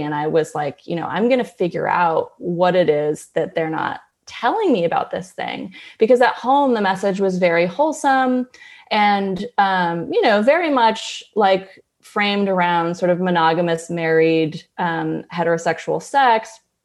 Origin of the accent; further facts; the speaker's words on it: Berkeley, California, United States; I grew up in Berkeley, California with a couple hippie parents